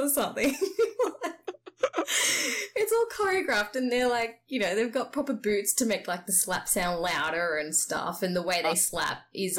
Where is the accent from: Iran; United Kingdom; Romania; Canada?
Romania; Transylvania; We're from Transylvania.